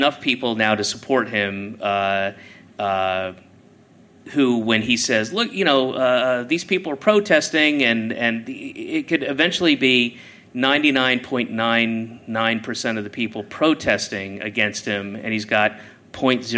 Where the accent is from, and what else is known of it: Georgia, United States; born or raised there; moved away; also born or lived in Boston